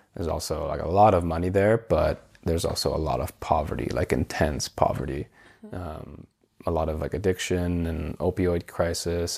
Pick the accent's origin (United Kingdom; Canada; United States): Canada; Vancouver, British Columbia; moved away as an adult; also born or lived in Copenhagen; growing up in Canada